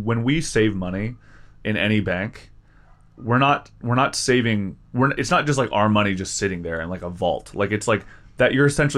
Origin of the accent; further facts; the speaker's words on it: West Virginia, United States; I'm from West Virginia